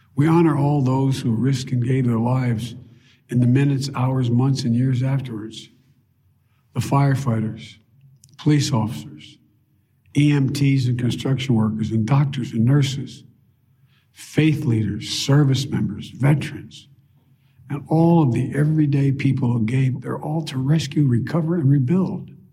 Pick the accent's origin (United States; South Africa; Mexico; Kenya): United States; Delaware; my friend Davis, who I grew up with in Delaware